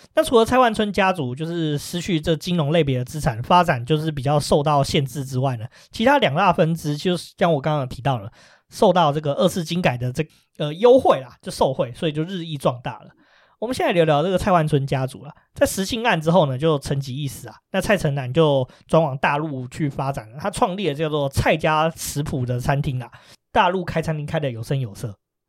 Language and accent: Chinese; Taiwan; 我们台湾人